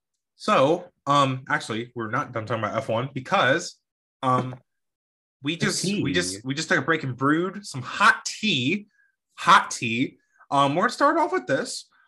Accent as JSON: {"language": "English", "country": "United States", "said": "I'm speaking as an American though."}